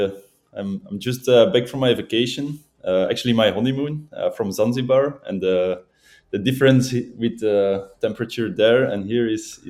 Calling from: Belgium; From Belgium. I'm living in Belgium right now, so.

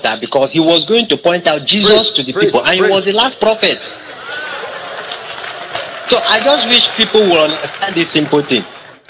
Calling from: Uyo, Akwa Ibom, Nigeria; I'm calling from Uyo.

